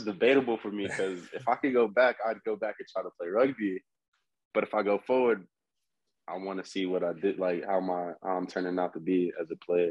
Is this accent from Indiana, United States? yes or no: no; Texas, United States; I'm from Texas.